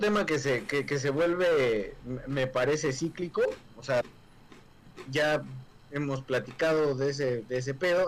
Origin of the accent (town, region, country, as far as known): Mexico